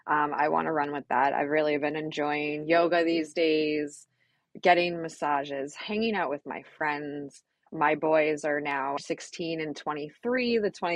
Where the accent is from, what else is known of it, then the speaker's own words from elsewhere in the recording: Manchester, United States; There was. I grew up here in Manchester. My family was really cool, family vacations, sports, went to Smith Road.